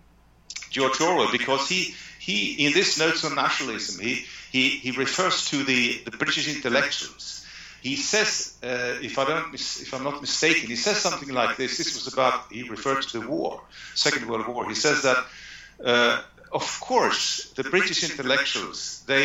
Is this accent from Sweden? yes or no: yes; Sweden; we are Swedes